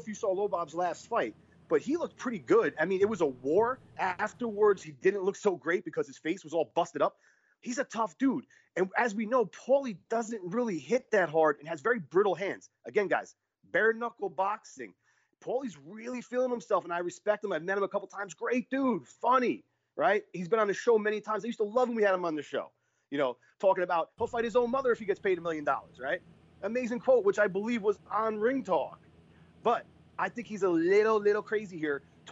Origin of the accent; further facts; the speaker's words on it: East Coast, United States; moved away; I'm originally from the East Coast. I'm Italian.